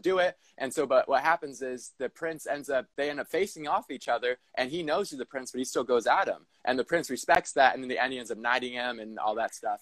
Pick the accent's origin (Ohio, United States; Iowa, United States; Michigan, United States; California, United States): California, United States; Southern; moved away as an adult; also born or lived in Los Angeles; now in Portland, United States; I was born in Southern California and then lived in Los Angeles for several years